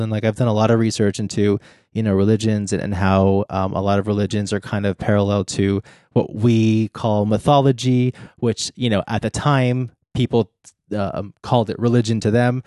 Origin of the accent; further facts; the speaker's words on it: Texas, United States; I grew up in Texas